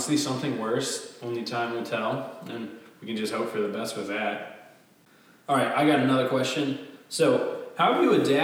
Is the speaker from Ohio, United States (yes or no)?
no; Virginia, United States; we are from Virginia